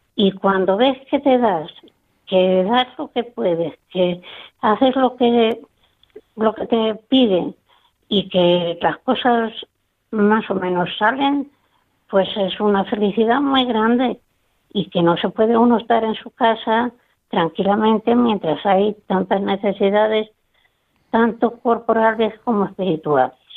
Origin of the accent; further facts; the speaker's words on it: Sonseca, Castilla-La Mancha, Spain; moved away as an adult; en Sonseca, porque yo nací en Sonseca. Y allí fue donde yo desarrollé mi, mi juventud